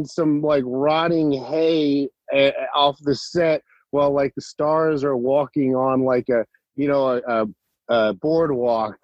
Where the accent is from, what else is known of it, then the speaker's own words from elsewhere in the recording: Cherry Hill, New Jersey, United States; also born or lived in Winston-Salem, North Carolina; I grew up in Cherry Hill, New Jersey